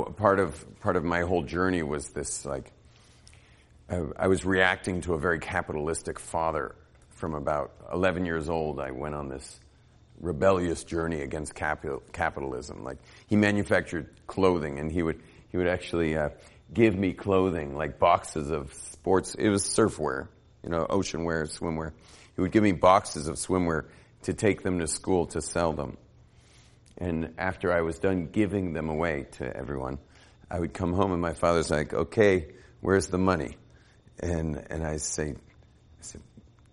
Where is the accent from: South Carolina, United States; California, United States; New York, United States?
California, United States; Los Angeles; moved away as an adult; also born or lived in Jerusalem; I grew up in Los Angeles. I was raised in a very well-to-do neighborhood, in a very fancy home in a fancy part of Los Angeles.